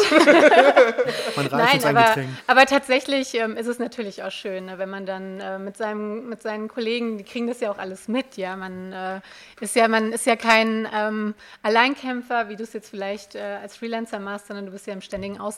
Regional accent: Limburg, Hesse, Germany; born there; ich komme ähm, gebürtig aus Limburg. Das ist hier von, von euch hier so vielleicht 20 Minuten mit dem Auto im, im Hessen.

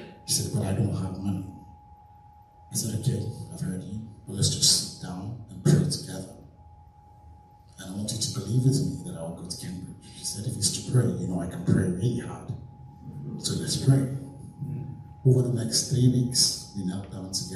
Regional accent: Nigeria; moved away as an adult; now in United Kingdom; I grew up in Nigeria, went to secondary school in Nigeria, went to uni in Nigeria

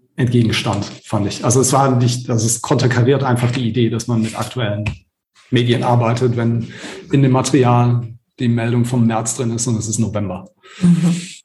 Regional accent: Baden-Württemberg, Germany; in Baden-Württemberg, wo ich herkomme

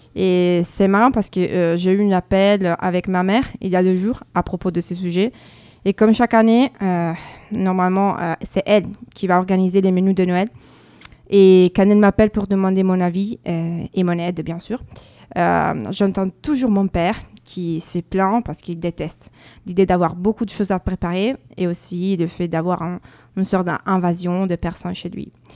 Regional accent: northern Italy, Italy; French is a second language; moved away as an adult; now in France; on est italien

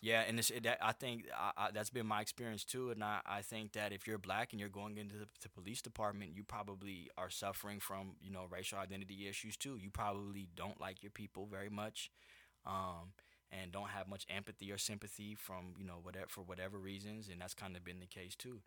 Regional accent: Anaheim, California, United States; also born or lived in Orange, California; I grew up in Orange County. I grew up in Orange and Anaheim

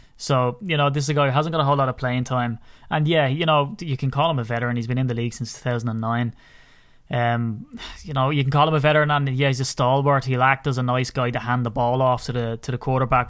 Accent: County Wicklow, Ireland; I'm from Wicklow.

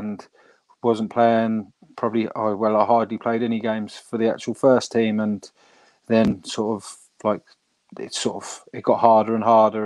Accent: England, United Kingdom; moved away as an adult; now in Ireland; as an English lad

